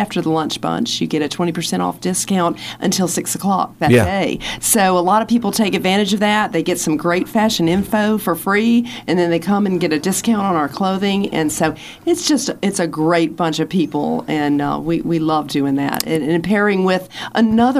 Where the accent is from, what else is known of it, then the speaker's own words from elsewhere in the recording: Blacksburg, Virginia, United States; now in Radford, United States; I grew up in Blacksburg